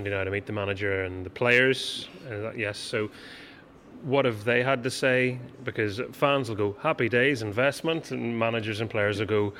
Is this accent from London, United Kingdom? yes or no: no; Carrickfergus, Northern Ireland, United Kingdom; I am from Carrickfergus. Carrick Rangers are my hometown team